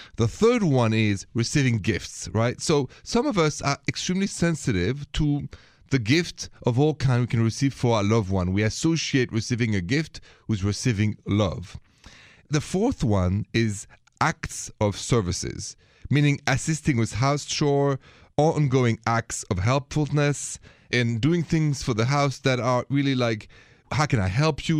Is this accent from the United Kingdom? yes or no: no; France; accent: French; My accent is French